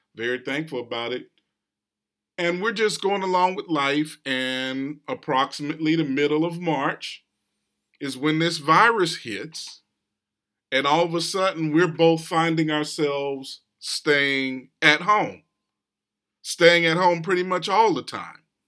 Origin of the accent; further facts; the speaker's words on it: West Coast, United States; now in East Coast, United States; I grew up on the West Coast, and so even though I'm here on the East Coast now